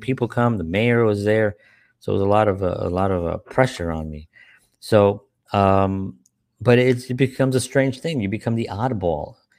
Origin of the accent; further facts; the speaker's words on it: New York City, New York, United States; growing up in the South Bronx